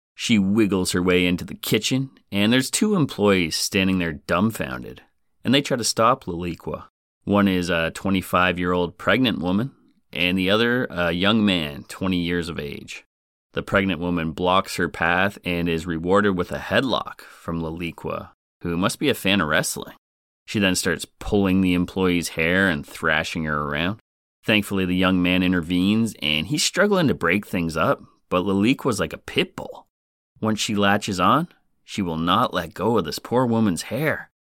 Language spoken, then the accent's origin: English; Canada; But being Canadian